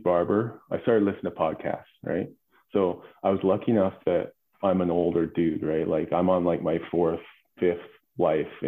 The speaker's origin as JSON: {"language": "English", "region": "Alberta", "country": "Canada", "tie": "born or raised there", "said": "I grew up in Alberta on a farm, working the land."}